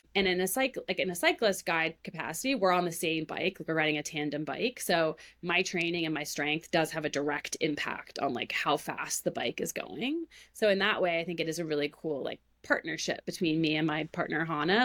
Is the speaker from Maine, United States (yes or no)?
yes; Maine, United States; I grew up in Maine